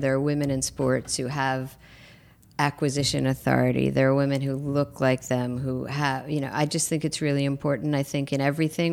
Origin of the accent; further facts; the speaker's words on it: New York, United States; moved away as an adult; now in Los Angeles, United States; I'm a New Yorker who lives in L